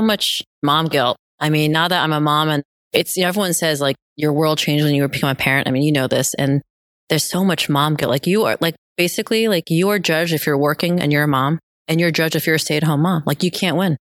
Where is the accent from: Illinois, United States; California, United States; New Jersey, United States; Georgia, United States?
New Jersey, United States; central; also born or lived in South Korea / New York City; I was actually born in Korea, South Korea. We moved here when I was two, going back a little bit before eighth grade. But fast forward to eighth grade, I was living in New Jersey, central New Jersey